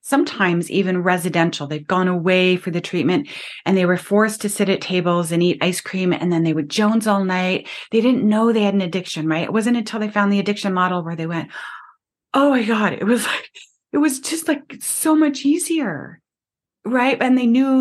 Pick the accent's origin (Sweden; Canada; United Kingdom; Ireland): Canada; I'm Canadian